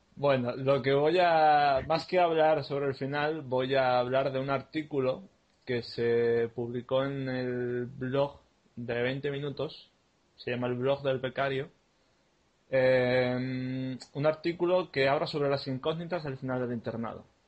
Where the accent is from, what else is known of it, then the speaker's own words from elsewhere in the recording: Málaga, Andalusia, Spain; En mi carnet pone que soy de Málaga